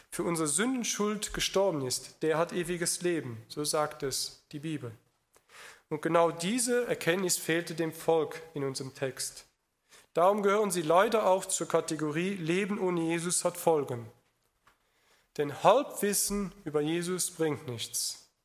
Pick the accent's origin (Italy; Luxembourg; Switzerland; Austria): Luxembourg; im Gegensatz zu vielen Deutschen oder in meinem Heimatland Luxemburg, dass er das schon mal begriffen hat